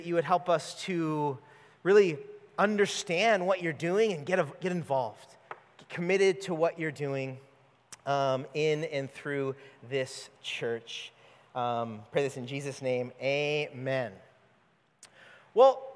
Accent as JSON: {"language": "English", "region": "California", "country": "United States", "tie": "born or raised there", "moved": "as an adult", "said": "We are not from here, if you could tell. We grew up in California"}